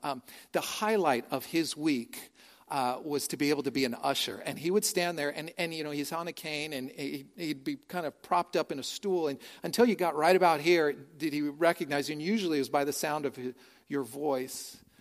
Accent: San Francisco, California, United States; also born or lived in Tuscaloosa, Alabama; now in Austin, United States; born and raised in San Francisco

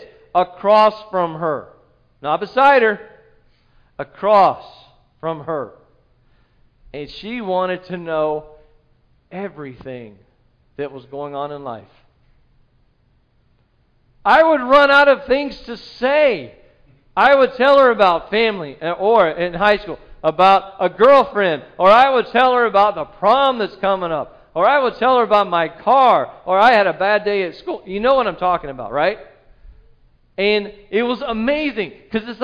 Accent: South Carolina, United States; moved away as an adult; I'm new here. I'm from South Carolina

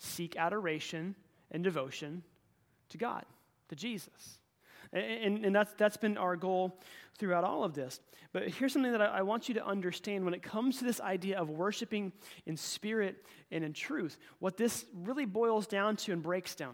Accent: Oklahoma, United States; moved away; my hometown in Oklahoma

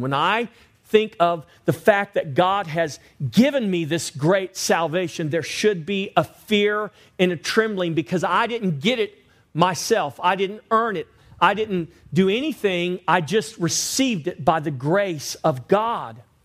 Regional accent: Victoria, Texas, United States; I grew up in Victoria

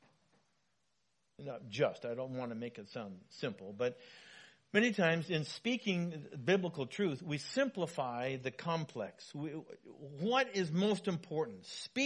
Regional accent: Wenatchee, Washington, United States; When I was growing up in Wenatchee, my dad was a building contractor

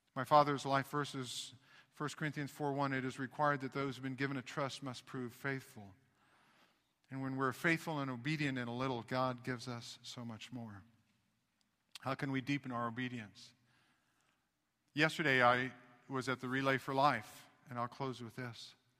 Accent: Knoxville, Tennessee, United States; I was born in Knoxville, Tennessee

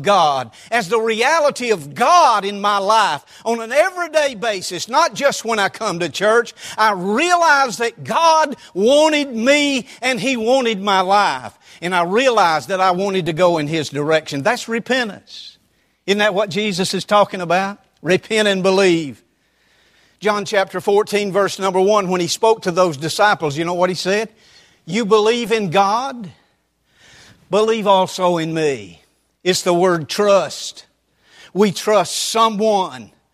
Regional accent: Roswell, United States; I grew up in the First Methodist Church of Roswell

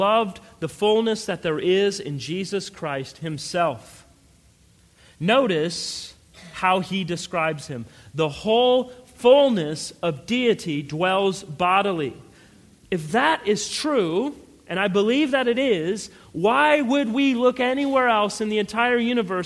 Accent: Colorado, United States; I grew up in Colorado

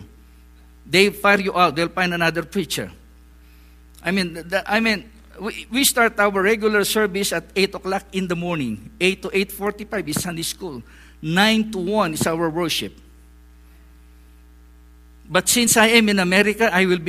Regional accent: northern Philippines, Philippines; English is a second language; moved away as an adult; now in Cambodia; I was born in the Philippines

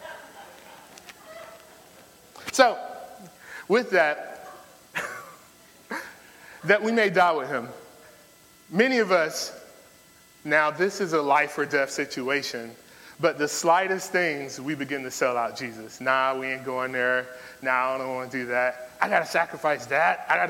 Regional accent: Florida, United States; moved away; I'm not from here. I'm from Florida. Town of the Mickey Mouse.

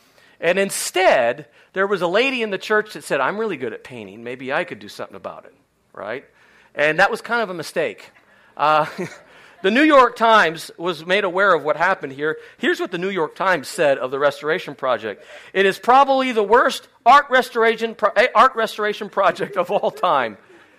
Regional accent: Spain; Many of you know I grew up in Spain. My parents are still there doing ministry.

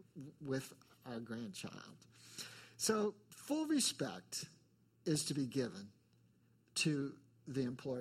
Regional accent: New England, United States; accent: New England; my New England accent

